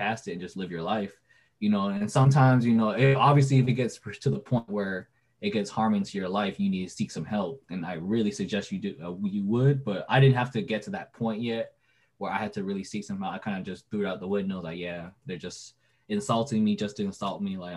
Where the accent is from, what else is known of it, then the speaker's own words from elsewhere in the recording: Broward, Florida, United States; also born or lived in Vietnam; I was born in Vietnam, but I moved to Broward here when I was 3